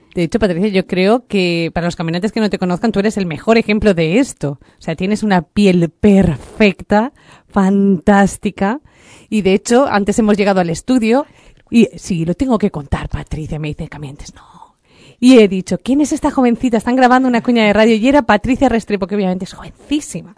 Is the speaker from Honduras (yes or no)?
no; Spain; aquí en España